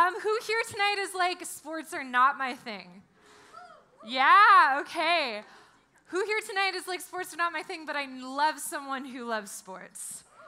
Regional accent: New Jersey, United States; also born or lived in California; Like, I'm from New Jersey. I lived out here most of my life. I like cheered for the USC Trojans.

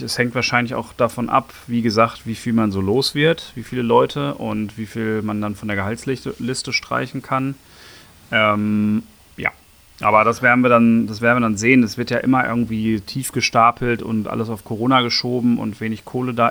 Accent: Bochum, North Rhine-Westphalia, Germany; now in Berlin, Germany; ich bin ja in Bochum geboren.

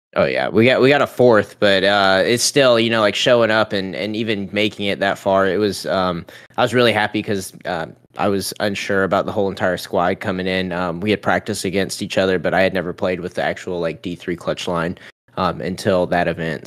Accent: Charleston, South Carolina, United States; my hometown in Charleston

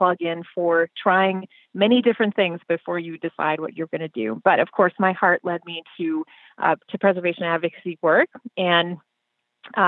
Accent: Minnesota, United States; moved away as an adult; now in Chicago, United States; if my accent doesn't give me away, I grew up in Minnesota. And I spent most of my life there until I went off to college

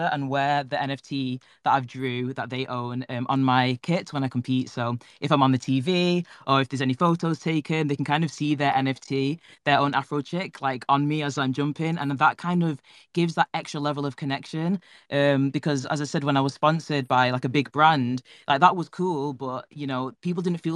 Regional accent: Manchester, North West England, United Kingdom; I'm from Manchester in England

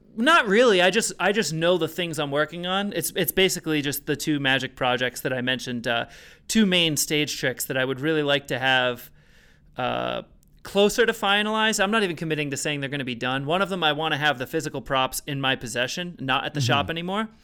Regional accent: Rhode Island, United States; I'm from Rhode Island.

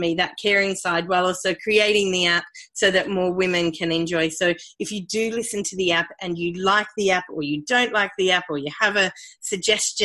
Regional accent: Australia; accent: Australian; moved away as an adult; also born or lived in United Kingdom; I am Australian. You might be able to hear that from my accent, but so I grew up in Australia and went to university in Australia

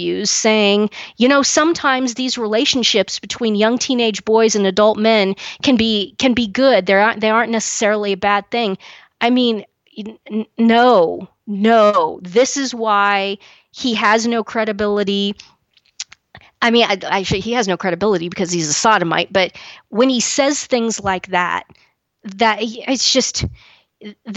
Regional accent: Kansas, United States; where I'm from in Kansas

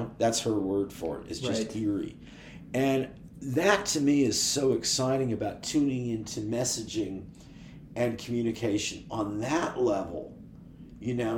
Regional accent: Oakland, California, United States; I'm from Oakland

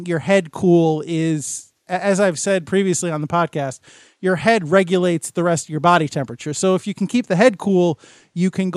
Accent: United States; I'm an American

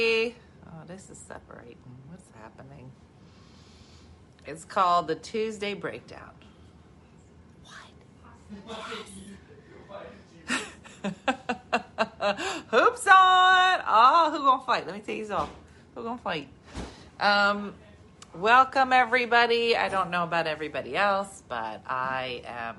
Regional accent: New Jersey, United States; I'm from Jersey.

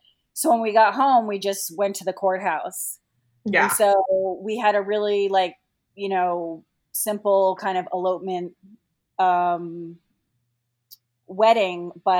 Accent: Boston, Massachusetts, United States; also born or lived in Los Angeles; now in Washington, D.C., United States; we're both from Boston, and we met in Boston, and then we were separated for a little while. Like, my husband went to New York, and then we went to Los Angeles together.

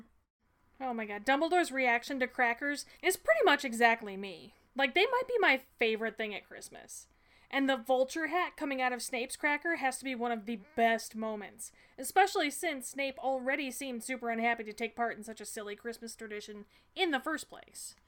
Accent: United States; as an American

